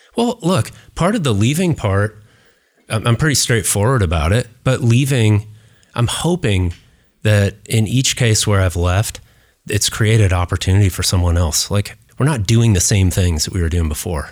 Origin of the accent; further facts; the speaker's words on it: Seattle, Washington, United States; moved away; also born or lived in Northern California / New York City; I grew up in Seattle, I'm a native, you know, Northern Californian